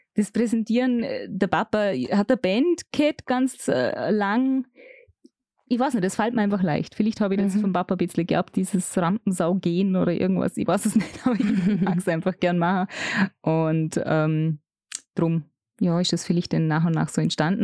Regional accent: Vorarlberg, Austria; bei uns im Ländle

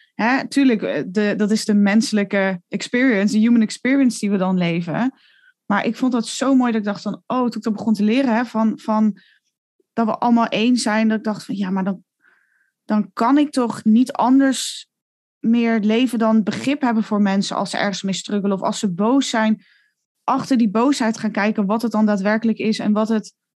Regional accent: Netherlands; moved away; also born or lived in Italy; als Nederlander

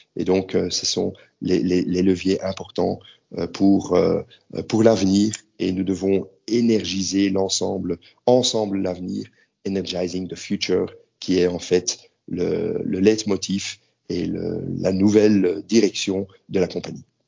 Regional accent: Belgium; moved away as an adult; now in Prague, Czech Republic; je suis belge

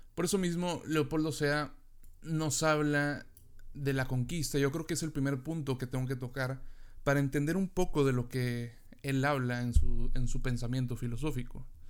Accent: Mexico; yo como mexicano

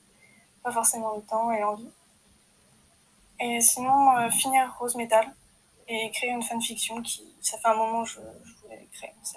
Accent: France; Je suis française, j'ai des origines bretonnes et alsaciennes

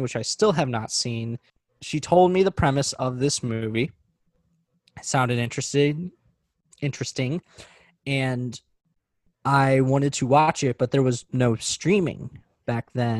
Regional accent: St. Louis, Missouri, United States; I am from Missouri, specifically St. Louis.

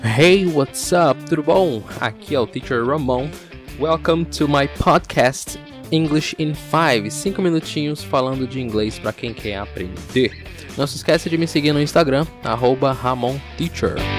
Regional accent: Brazil; o nosso inglês que nós aprendemos aqui no Brasil, nós podemos chamar de um inglês brasileiro

